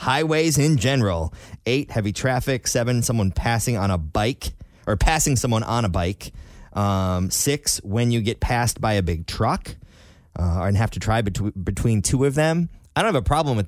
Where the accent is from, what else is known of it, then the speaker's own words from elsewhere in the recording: Michigan, United States; moved away; growing up in Michigan, Michigan's flat, you know, it snows.